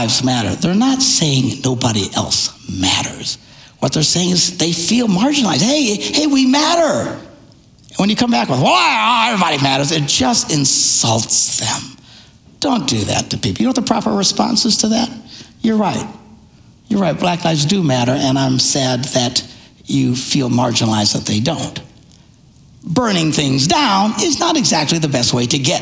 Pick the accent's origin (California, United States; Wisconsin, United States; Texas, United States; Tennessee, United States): Wisconsin, United States; Neillsville; I was raised in Neillsville, Wisconsin.